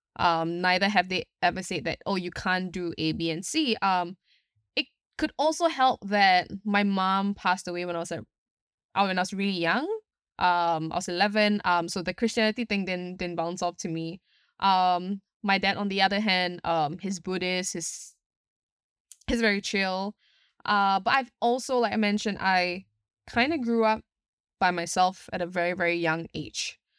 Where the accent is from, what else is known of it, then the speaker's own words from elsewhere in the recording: Singapore; I'm from Singapore itself